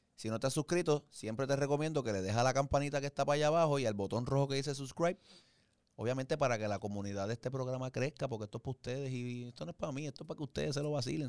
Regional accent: Caguas, Puerto Rico; yo soy de Cagua, tengo que decir que es Cagua

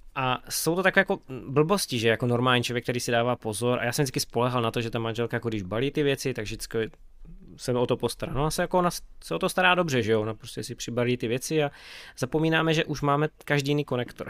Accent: Beskydy, Czechia; u nás v Beskydech

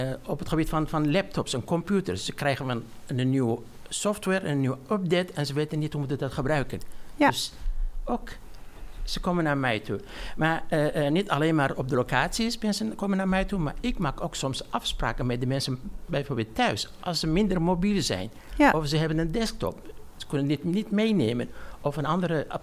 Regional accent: Iraq; now in Netherlands; Ik ben al 27 jaar in Nederland.

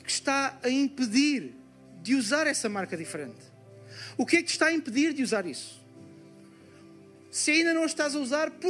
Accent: Lisbon, Portugal; sou de Portugal, Campos de Lisboa.

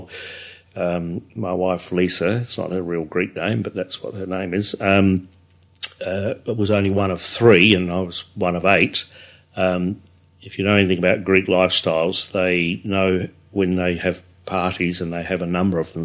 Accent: England, United Kingdom; now in Australia; we're English.

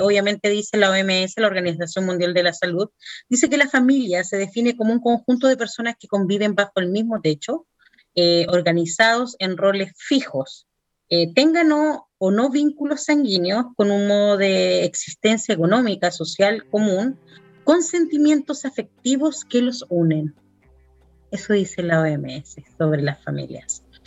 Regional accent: Chile

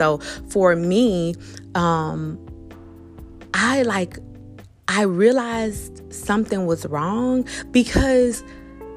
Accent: South Florida, United States; I am from South Florida

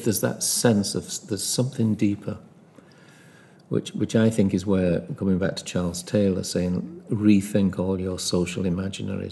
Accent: Liverpool, North West England, United Kingdom; I'm from Liverpool

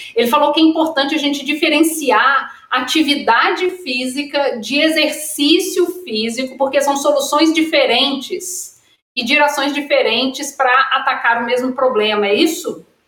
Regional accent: Minas Gerais, Brazil; eu sou mineira

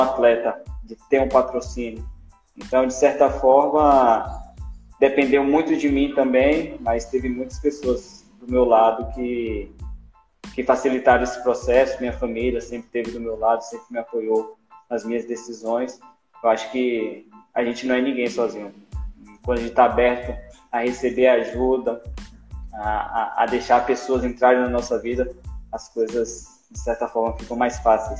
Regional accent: Vale do Capão, Bahia, Brazil; sido nascido e criado no Vale do Capão

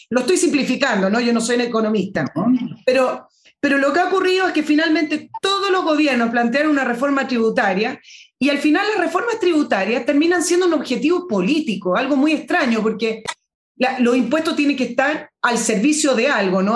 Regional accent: Chile; somos los ciudadanos chilenos

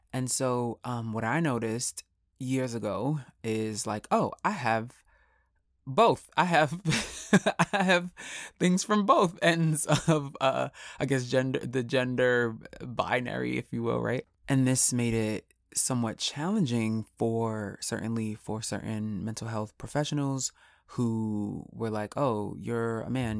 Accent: New York, United States; I'm from New York

